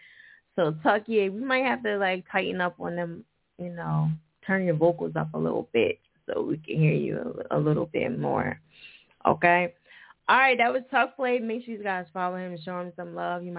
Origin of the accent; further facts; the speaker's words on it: New Jersey, United States; that's my home state